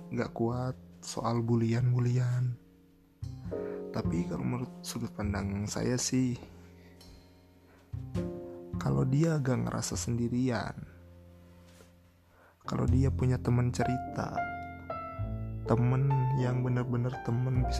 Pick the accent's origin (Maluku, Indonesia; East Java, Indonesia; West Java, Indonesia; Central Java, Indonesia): West Java, Indonesia; Cianjur; now in Bandung, Indonesia; oh iya saya aslinya Cianjur gitu ya anak rantau lah di Bandung